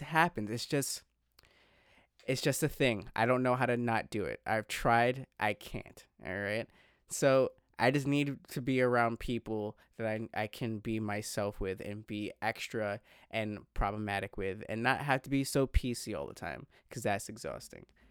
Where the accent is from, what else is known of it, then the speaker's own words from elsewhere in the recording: East Coast, United States; growing up on the East Coast